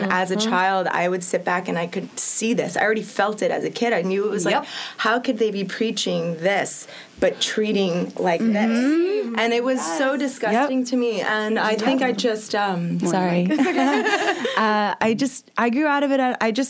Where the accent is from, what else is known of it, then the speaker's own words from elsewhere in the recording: Tampa, Florida, United States; Tampa, Florida.